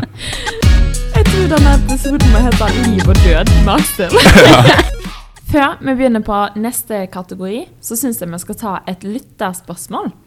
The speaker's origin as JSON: {"language": "Norwegian", "town": "Stord", "region": "Vestland", "country": "Norway", "accent": "Stord dialect", "said": "stord er nydelig. Vi er jo litt uenige i det, for eh, du syns at min dialekt er styggest"}